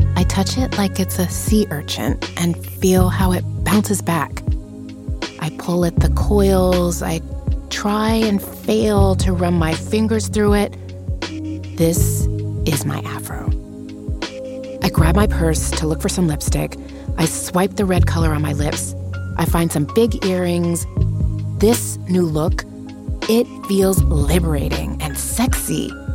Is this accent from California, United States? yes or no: no; Las Vegas, Nevada, United States; moved away as an adult; also born or lived in Cuba; growing up in Las Vegas when I'm 11, studying ballet